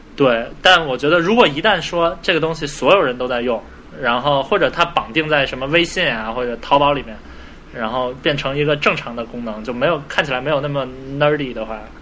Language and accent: Chinese; China; 作为中国人，我不过圣诞节，但是新年过后呢，就马上就要春节了